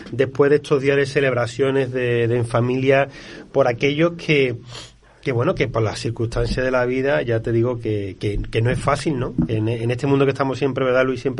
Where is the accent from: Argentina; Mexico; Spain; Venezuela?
Spain; Málaga, Andalusia; bueno, pues yo soy de Málaga